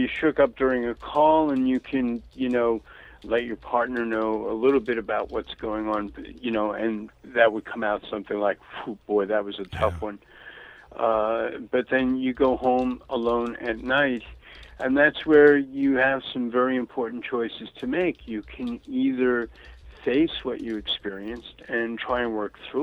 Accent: New York City, New York, United States; moved away; also born or lived in Florida / Santa Barbara, California; growing up in Brooklyn, in the 1950s

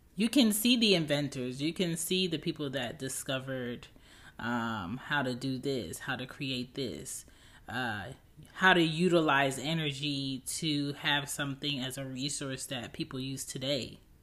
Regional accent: United States

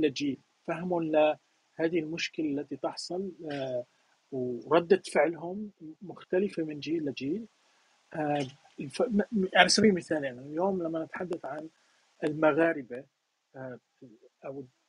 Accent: Syria; moved away as an adult; أنا مثلاً من سوريا

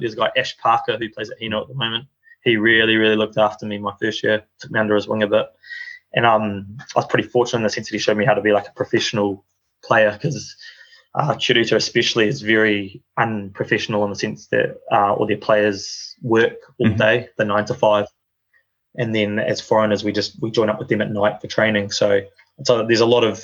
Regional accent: New Zealand; moved away as an adult; also born or lived in Thailand; now in Japan; I grew up in New Zealand, and I did 1 year in Thailand at kindergarten there

